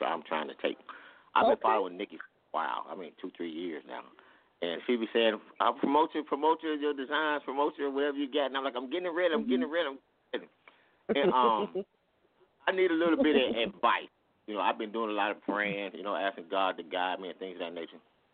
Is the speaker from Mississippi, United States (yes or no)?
no; Alabama, United States; now in Clarksville, United States; I'm calling from Clarksville, Tennessee, but I'm from Alabama